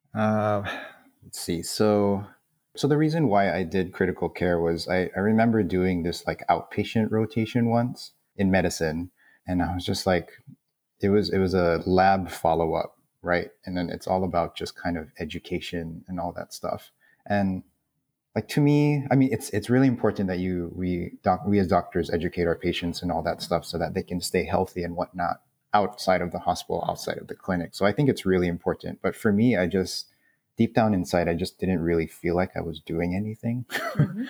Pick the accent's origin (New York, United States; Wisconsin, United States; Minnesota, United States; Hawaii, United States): Hawaii, United States; Honolulu; born and raised in Kalihi